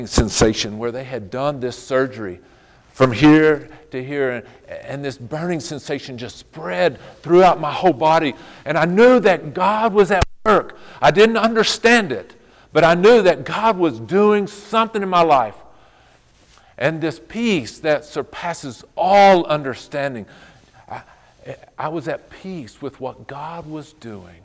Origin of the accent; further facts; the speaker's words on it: Fort Stockton, Texas, United States; I grew up in Fort Stockton, Texas, out in the middle of nowhere